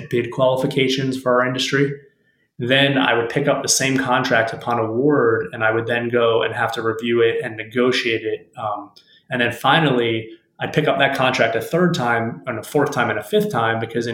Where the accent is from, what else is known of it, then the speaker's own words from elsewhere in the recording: Miami, Florida, United States; I was in Miami, Florida, my hometown